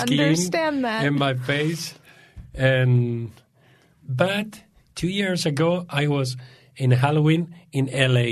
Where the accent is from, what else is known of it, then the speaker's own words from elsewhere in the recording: Spain; English is a second language; moved away; I'm from Spain